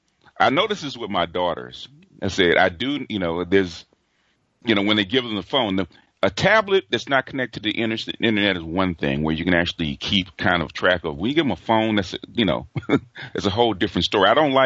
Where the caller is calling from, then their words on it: Los Angeles, California, United States; from Los Angeles.